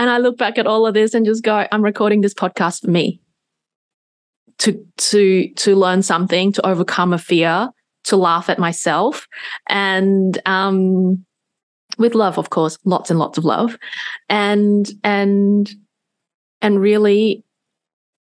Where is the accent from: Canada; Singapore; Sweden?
Singapore; since I was a little, very, very little girl, growing up in Singapore